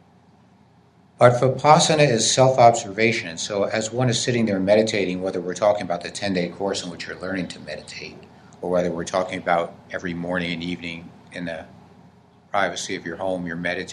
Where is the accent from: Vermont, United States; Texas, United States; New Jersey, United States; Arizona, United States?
New Jersey, United States; I come from New Jersey